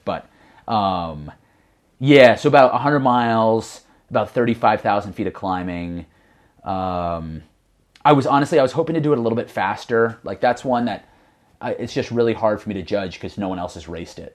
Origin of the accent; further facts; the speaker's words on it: Connecticut, United States; originally from Connecticut, uh, just like about a small, kinda like rural area about a hundred miles north of New York City.